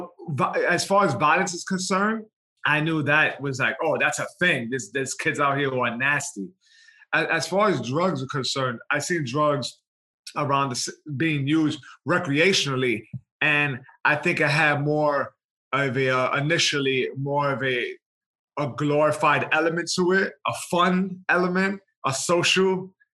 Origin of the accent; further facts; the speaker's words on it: New York City, New York, United States; I was born in New York City, Lower East Side, Manhattan. From the age of 1 to 10, I grew up in the projects in Baruch, single mom with my sister